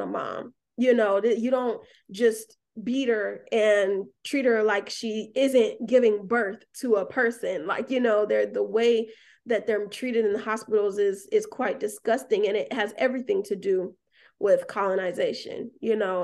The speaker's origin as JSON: {"language": "English", "town": "Atlanta", "region": "Georgia", "country": "United States", "tie": "born or raised there", "moved": "as an adult", "lives_now": "Alabama, United States", "said": "I grew up in Atlanta, moved to Alabama"}